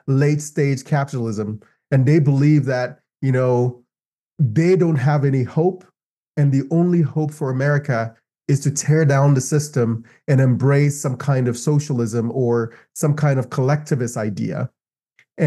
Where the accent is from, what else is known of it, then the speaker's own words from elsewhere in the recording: Ghana; moved away as an adult; also born or lived in Los Angeles; now in United States; I moved from Ghana. Ghana is my homeland